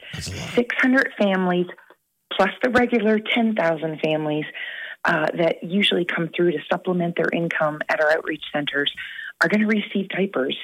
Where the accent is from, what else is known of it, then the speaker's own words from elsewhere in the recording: Canada; moved away; being Canadian